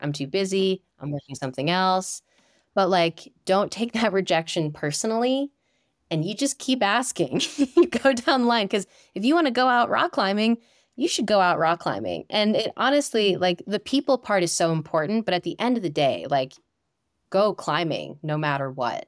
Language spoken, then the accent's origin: English; Northeast, United States; moved away; I am from the Northeast originally, and I grew up climbing in Romney